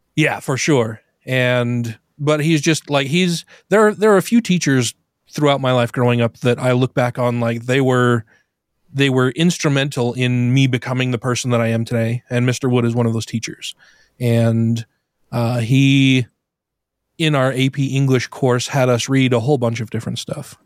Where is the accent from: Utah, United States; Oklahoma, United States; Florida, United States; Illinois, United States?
Utah, United States; Brigham City; I grew up here in Utah. I was born in Brigham City, northern Utah